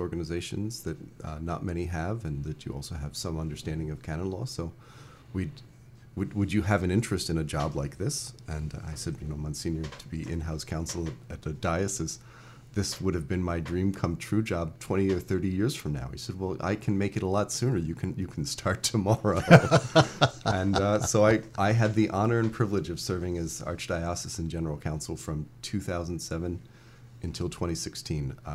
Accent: Hollywood, Florida, United States; moved away as an adult; I am a native of Hollywood, Florida. I grew up in the part of the world where you have to drive north to go south.

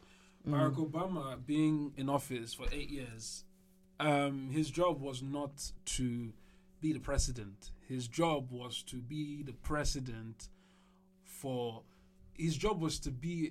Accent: Nigeria; As a Nigerian

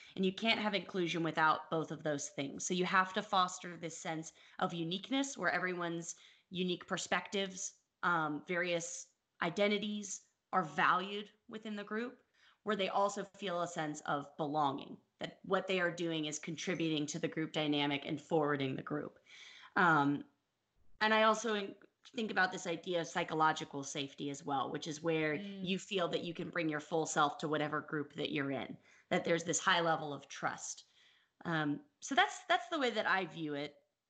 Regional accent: United States; no, I'm not Russian. I'm American. How many times do I have to tell you people?

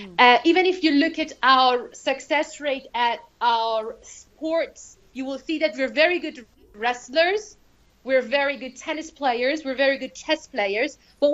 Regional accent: Iran; could speak English when I was around five, and it has become surprising to many. I have never left the country for learning English. All English that I picked up happened here in Iran.

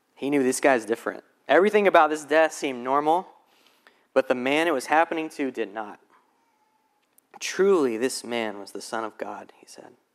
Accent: Alabama, United States; now in Charlotte, United States; I'm originally from Alabama

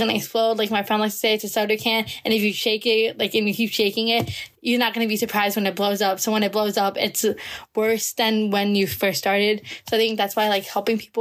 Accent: United States; I'm from the United States

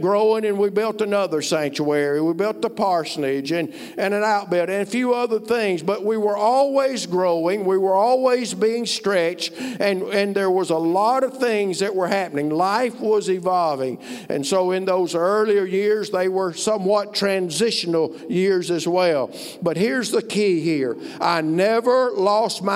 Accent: Alabama, United States; moved away as an adult; also born or lived in Ohio; I'm from Alabama

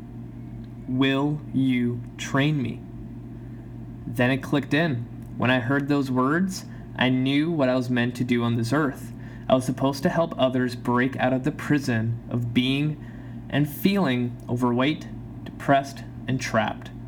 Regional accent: Canada; also born or lived in Poland; I immigrated to Canada from Poland when I was 3

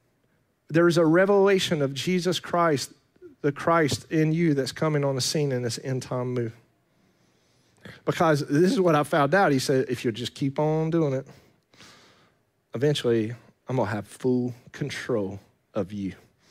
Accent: Fletcher, North Carolina, United States; born there; I come from around here. I was born in Fletcher.

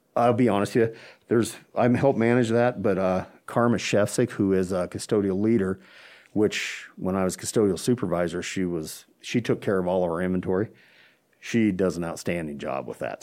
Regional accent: Chadron, Nebraska, United States; born and raised here in Shadron

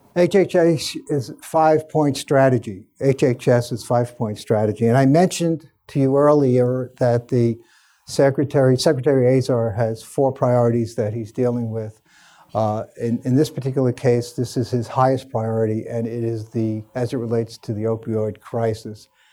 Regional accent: New York City, New York, United States; I spent a lot of time working at my hometown hospital, Staten Island University Hospital

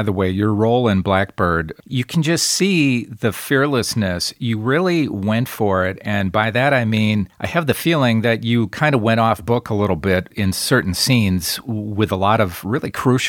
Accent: Wisconsin, United States; I'm from Wisconsin

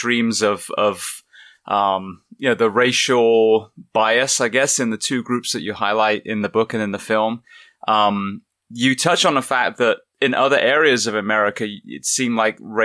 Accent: England, United Kingdom; I'm from England.

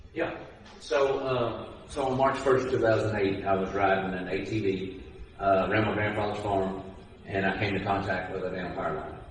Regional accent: Owensboro, Kentucky, United States; my hometown

